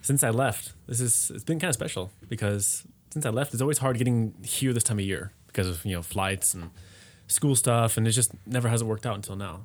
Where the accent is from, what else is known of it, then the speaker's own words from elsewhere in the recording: United States; moved away as an adult; now in Germany; being an American but living abroad